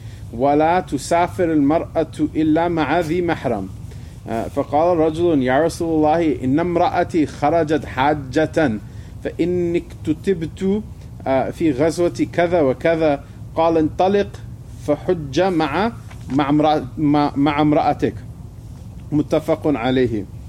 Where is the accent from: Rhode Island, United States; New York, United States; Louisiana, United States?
New York, United States; the teachings that our rabbi taught us, you know, when we were growing up in New York or whatever